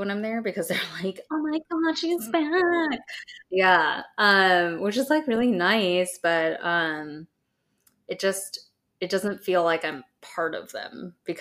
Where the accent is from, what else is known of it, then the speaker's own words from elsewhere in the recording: Southern California, United States; and I both grew up in Southern California